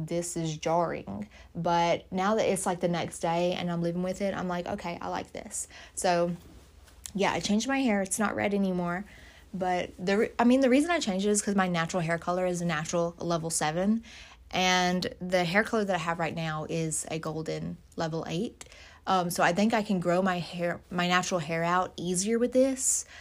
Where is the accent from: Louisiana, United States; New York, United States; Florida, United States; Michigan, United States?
Louisiana, United States; moved away; I'm from Louisiana, of course. My parents are there